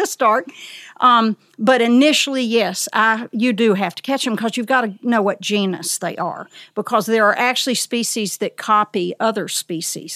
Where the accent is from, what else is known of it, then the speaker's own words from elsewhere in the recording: the South, United States; also born or lived in Elkmont, Tennessee; As a child in the South